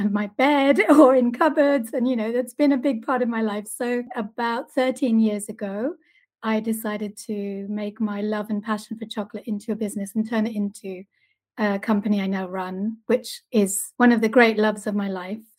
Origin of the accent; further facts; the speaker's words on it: Argentina; I love chocolate. I've loved chocolate my whole life. I'm originally from Argentina, but I've lived in lots of different countries around the world.